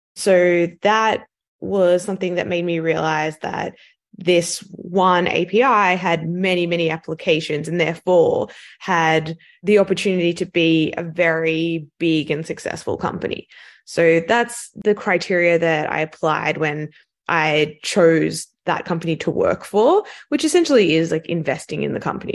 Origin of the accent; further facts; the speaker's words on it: Sydney, New South Wales, Australia; accent: Australian; moved away as an adult; also born or lived in London, United Kingdom; You can probably tell from my accent that I'm Australian, so I grew up in Sydney